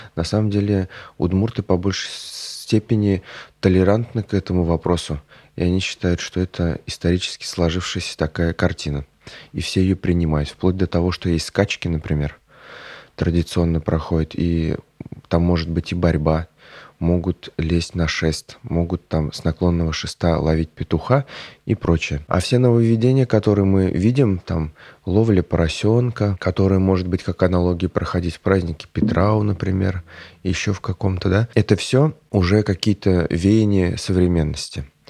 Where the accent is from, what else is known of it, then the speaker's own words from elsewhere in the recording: Nikolashkino, Tatarstan, Russia; я родом из Бавлинского района Республики Татарстан, э, село Николашкино